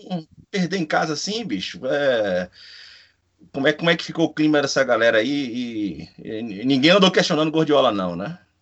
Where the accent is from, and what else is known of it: Bahia, Brazil